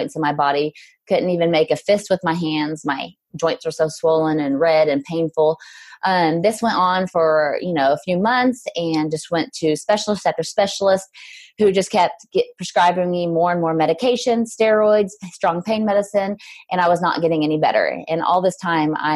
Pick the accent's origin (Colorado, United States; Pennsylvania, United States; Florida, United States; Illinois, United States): Illinois, United States; Southern; moved away as an adult; also born or lived in Mississippi; now in Franklin, United States; I'm from Southern Illinois, small town girl, lived out in the country